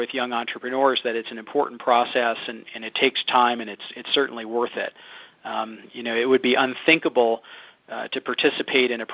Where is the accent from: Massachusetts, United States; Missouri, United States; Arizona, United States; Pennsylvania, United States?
Pennsylvania, United States; Philadelphia; So I grew up in Philadelphia